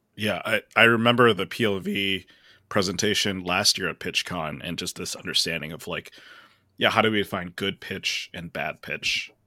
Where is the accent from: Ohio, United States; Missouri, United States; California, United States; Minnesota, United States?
Minnesota, United States; I'm a Minnesotan